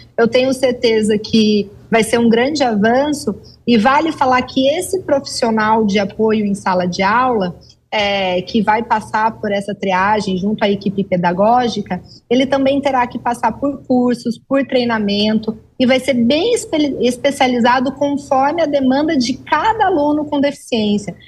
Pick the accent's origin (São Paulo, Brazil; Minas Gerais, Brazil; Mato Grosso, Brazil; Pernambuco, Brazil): Mato Grosso, Brazil; Tangará da Serra; Estou aqui em Tangará da Serra, interior de Mato Grosso, e vim passar o feriado aqui na minha terrinha.